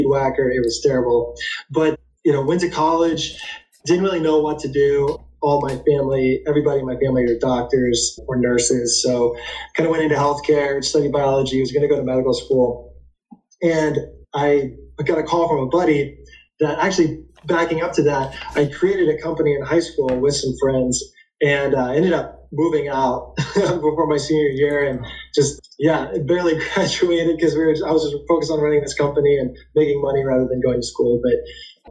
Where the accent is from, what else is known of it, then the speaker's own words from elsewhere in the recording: Indianapolis, Indiana, United States; my hometown, Indianapolis